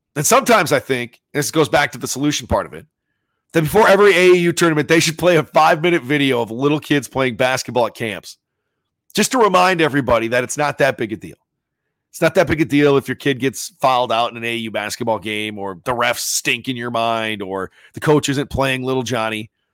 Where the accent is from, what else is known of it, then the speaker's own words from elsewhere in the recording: Sioux Falls, South Dakota, United States; growing up in Sioux Falls